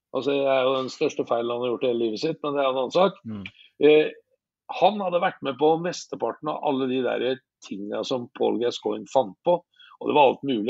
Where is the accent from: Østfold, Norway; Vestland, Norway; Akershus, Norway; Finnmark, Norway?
Østfold, Norway; Fredrikstad; det som jeg tar på hver dag, for det gjør jeg i hjembyen min, så tar jeg på følelsene jeg tar på Fredrikstad fotballklubb hver eneste dag